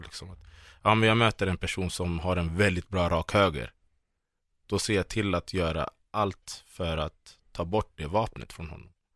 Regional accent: Solna, Stockholm County, Sweden; jag växte upp i Bergshamra i Solna

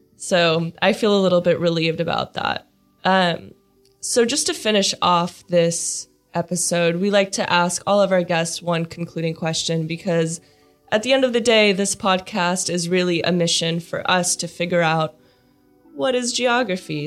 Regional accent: Silicon Valley, California, United States; I'm from the Silicon Valley. That's where I grew up

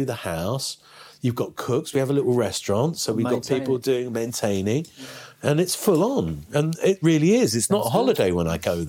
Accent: London, United Kingdom; moved away as an adult; now in India; I'm from London.

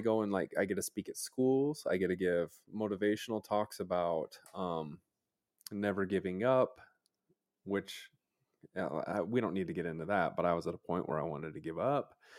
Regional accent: Utah, United States

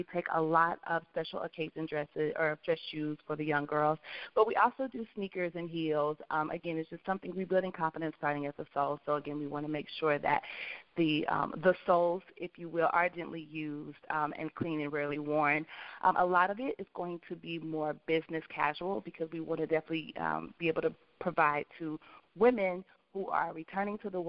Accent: Kansas City, Missouri, United States; We're both from Kansas City, Missouri

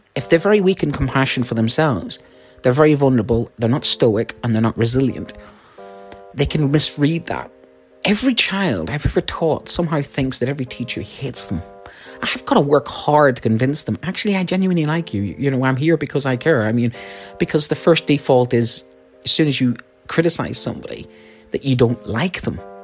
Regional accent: Ireland; I'm Irish

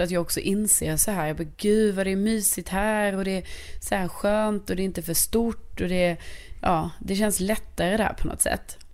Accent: Lund, Skåne, Sweden; born or raised there; moved away as an adult; now in Stockholm, Sweden

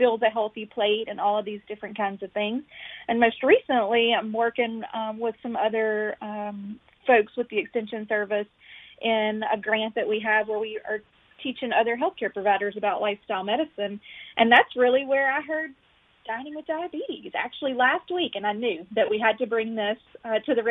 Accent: Carroll County, Mississippi, United States; I grew up in Carroll County, Mississippi

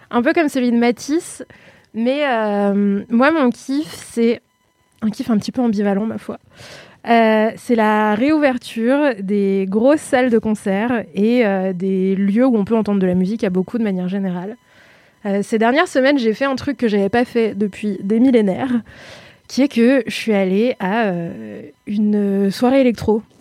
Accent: Lyon, Auvergne-Rhône-Alpes, France; Alors moi, je suis lyonnaise

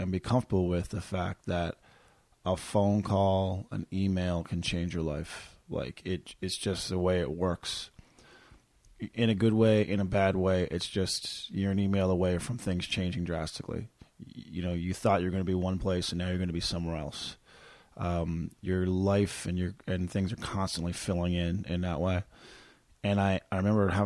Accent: Corner Brook, Newfoundland and Labrador, Canada; now in Calgary, Canada; I was in my hometown of Corner Brook

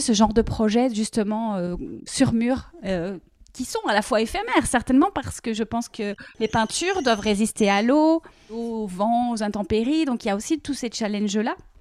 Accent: Liège, Wallonia, Belgium; Tu es liégeoise et moi aussi

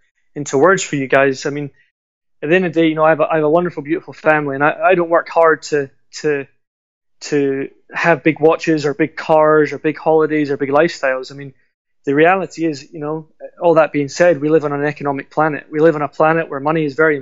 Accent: Glasgow, Scotland, United Kingdom; now in York, United Kingdom; I was raised in Glasgow

